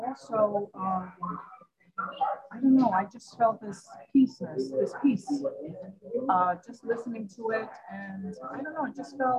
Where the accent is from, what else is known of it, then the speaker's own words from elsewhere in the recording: New York City, New York, United States; New York City, partly Queens.